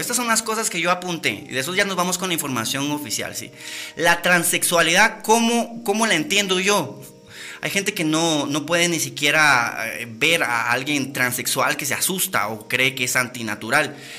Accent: Guatemala; nosotros realmente como guatemaltecos que vivimos y caminamos todos los días en las calles

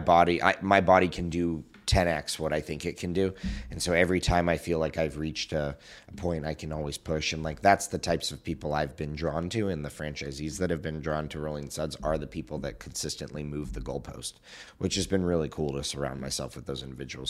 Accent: Southern California, United States; I grew up in Southern California

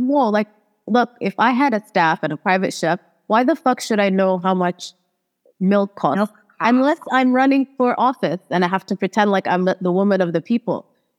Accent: Saudi Arabia; Like the American kids I grew up with in Saudi, they would like try to do like in the cafeteria, food fight.

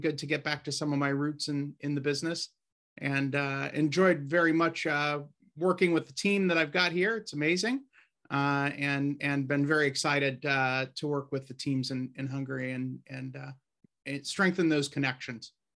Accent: Warsaw, Indiana, United States; now in Indianapolis, United States; also born in Indiana, up in Warsaw, about 100 miles north of here

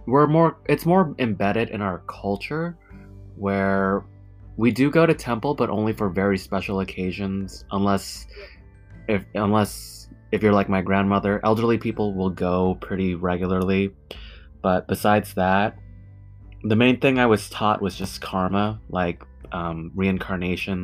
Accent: United States; we grew up in America, which is a very diverse country

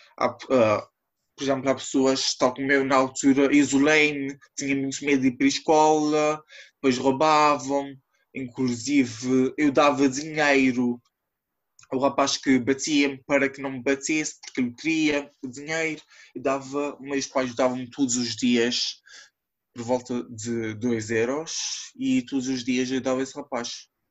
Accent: São Miguel Island, Azores, Portugal; sou da IA de São Miguel

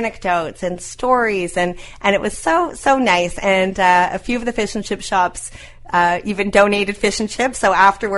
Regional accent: Toronto, Ontario, Canada; moved away as an adult; also born or lived in New York; now in St. John's, Canada; I grew up in Toronto. I went to New York, and I had gone from New York to St. John's

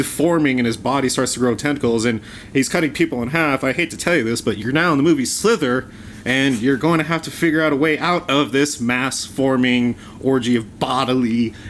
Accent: Colorado, United States; we grew up here in Colorado.

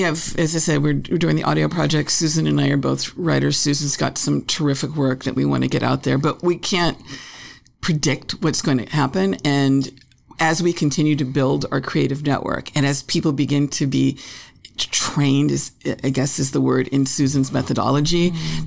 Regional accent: Los Angeles, California, United States; I grew up in L.A., a show business family

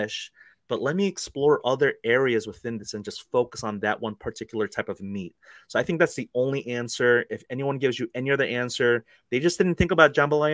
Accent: Fort Lauderdale, Florida, United States; moved away; I grew up in Fort Lauderdale, Florida for a little bit

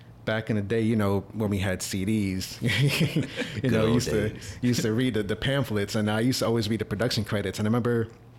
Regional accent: New York City, New York, United States; we're actually from New York ourselves. I'm from Jamaica, Queens.

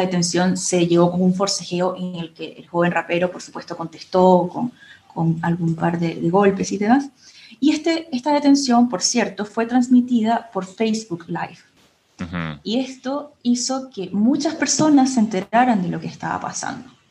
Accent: Venezuela; Felipe y yo, eh, por supuesto, somos del Caribe, somos venezolanos

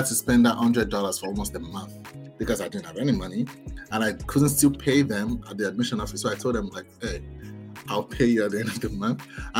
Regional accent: Lagos, Nigeria; Yes, I grew up in Lagos.

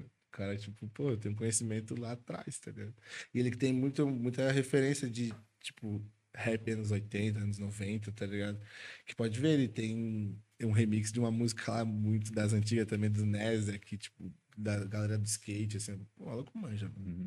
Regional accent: Florianópolis, Santa Catarina, Brazil; lá da minha região de Floripa

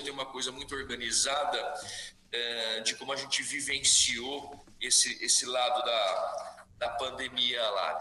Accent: Araraquara, São Paulo, Brazil; moved away as an adult; now in United States; eu estou aqui em Araraquara, uhum. onde, eu fui, onde eu nasci, fui criado

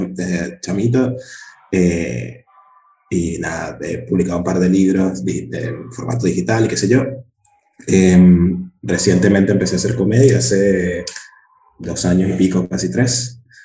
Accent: Caracas, Capital District, Venezuela; soy caraqueño primero, yo siempre digo caraqueño antes que venezolano, porque en Caracas somos así.

